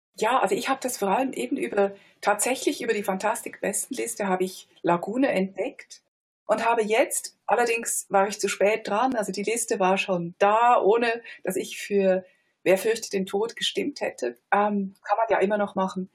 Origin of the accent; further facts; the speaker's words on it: Switzerland; als Schweizer Kritikerin